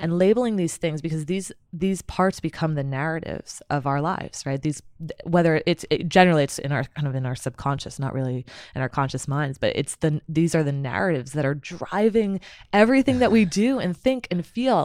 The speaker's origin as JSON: {"language": "English", "town": "Somerset", "region": "New Jersey", "country": "United States", "tie": "born or raised there", "also_born_or_lived": "Pennsylvania / Chicago", "moved": "as an adult", "said": "so I'm originally from Somerset, New Jersey. I was born and raised there"}